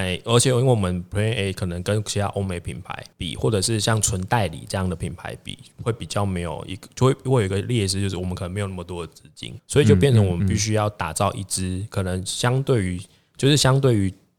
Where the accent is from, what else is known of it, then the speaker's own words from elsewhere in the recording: Taiwan; 我们会想想讲说为台湾人做的，就是我们台湾人做的。